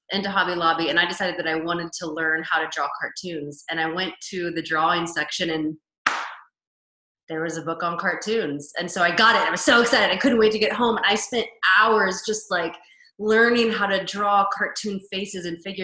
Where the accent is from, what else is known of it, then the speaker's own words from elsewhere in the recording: Kansas, United States; moved away as an adult; now in Los Angeles, United States; I currently live in Los Angeles, but I'm from Kansas originally.